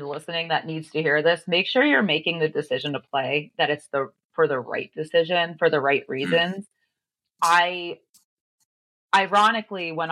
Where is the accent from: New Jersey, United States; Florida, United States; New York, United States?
New Jersey, United States; moved away as an adult; also born or lived in Connecticut; I grew up in New Jersey